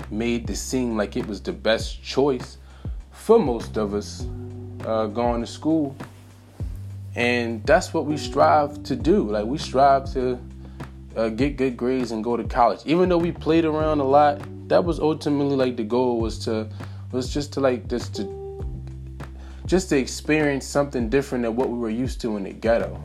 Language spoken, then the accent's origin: English; Philadelphia, Pennsylvania, United States; Philly born and raised